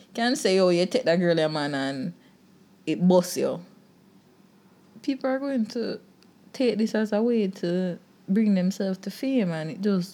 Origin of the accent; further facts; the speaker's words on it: Jamaica; Just as a Jamaican in there